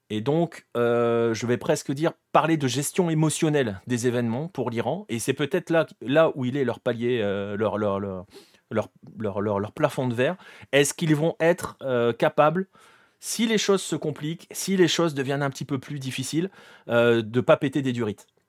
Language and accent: French; France; on est français